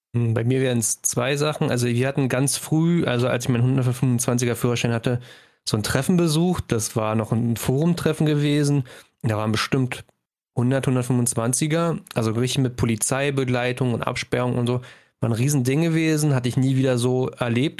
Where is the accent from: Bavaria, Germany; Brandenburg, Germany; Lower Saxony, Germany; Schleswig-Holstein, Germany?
Brandenburg, Germany; es gibt nicht viel Zivilisation mhm. bei uns in Brandenburg